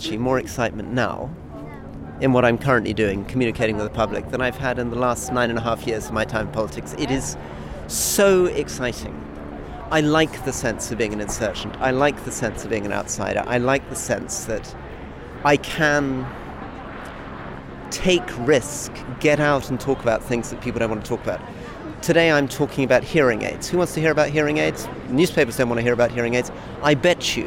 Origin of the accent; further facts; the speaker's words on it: Scotland, United Kingdom; me as a Scot